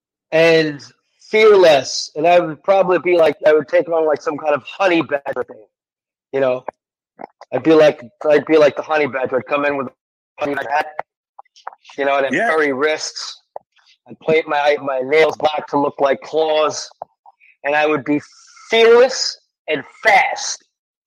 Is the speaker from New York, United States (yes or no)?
yes; New York, United States; I'm in New York, it's pretty easy. You know, it's my hometown